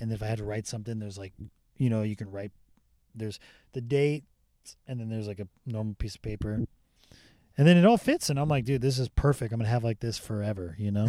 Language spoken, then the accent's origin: English; Rancho Cucamonga, California, United States; Rancho Cucamonga, California.